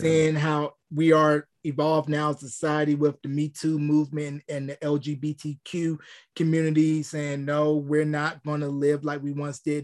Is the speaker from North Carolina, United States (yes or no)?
yes; North Carolina, United States; my hometown of North Carolina